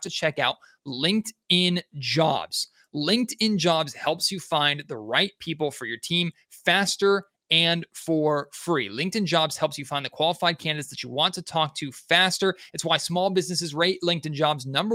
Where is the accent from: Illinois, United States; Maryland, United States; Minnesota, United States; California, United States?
California, United States; Sacramento; I grew up in Arco Arena. That was my second home.